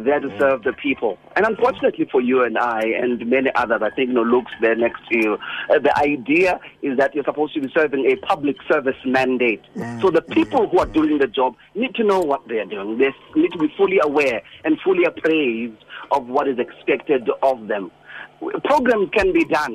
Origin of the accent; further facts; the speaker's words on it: Mthatha, Eastern Cape, South Africa; also born or lived in King William's Town; I was born and bred in Umtata